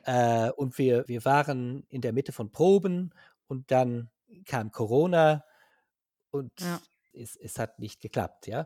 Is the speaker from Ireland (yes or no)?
yes; Ireland; German is a second language; ich komme aus Irland, ich wohne in Dublin.